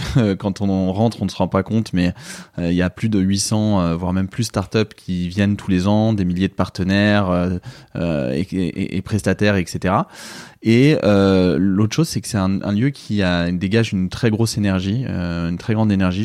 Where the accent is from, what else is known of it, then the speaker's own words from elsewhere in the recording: Paris, Île-de-France, France; J'habite à Paris, je suis parisien.